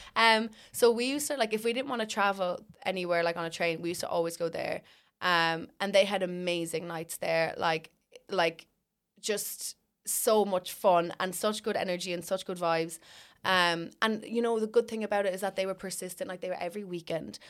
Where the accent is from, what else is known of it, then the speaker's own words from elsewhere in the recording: Ireland; We were the only Irish people there